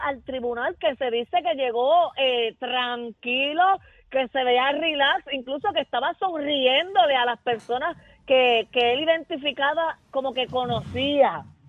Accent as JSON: {"language": "Spanish", "town": "Salinas", "country": "Puerto Rico", "said": "en mi pueblo de Salinas"}